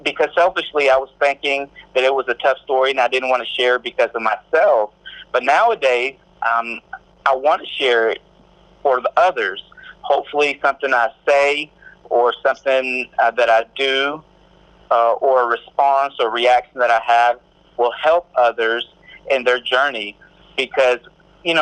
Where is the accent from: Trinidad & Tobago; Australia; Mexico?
Mexico; now in Corsicana, United States; I'm originally from Mexico. I'm an immigrant. I wasn't born here. I was born in Mexico.